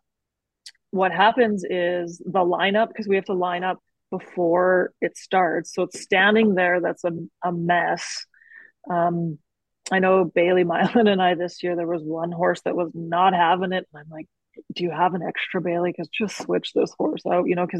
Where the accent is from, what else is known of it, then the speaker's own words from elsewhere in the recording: Calgary, Alberta, Canada; We're from Calgary